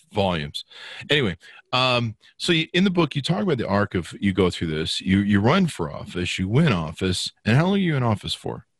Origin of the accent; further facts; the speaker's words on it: Las Vegas, Nevada, United States; I come from Vegas